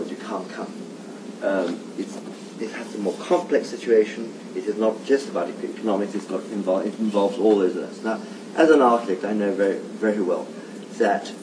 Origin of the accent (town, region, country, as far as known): London, United Kingdom; born or raised there; also born or lived in Italy